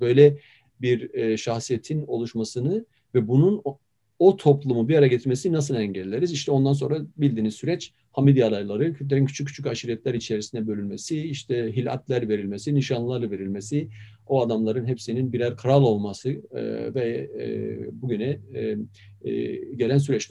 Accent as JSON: {"language": "Turkish", "country": "Turkey", "said": "ben de bir Türkiye'li olarak, bir Kürt olarak"}